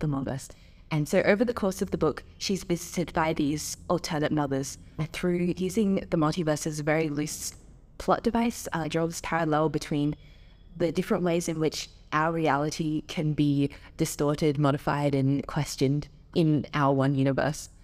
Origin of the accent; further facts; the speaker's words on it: Adelaide, South Australia, Australia; moved away as an adult; I grew up in Adelaide, like I was born there, raised there, lived in the same like house until I went to Minerva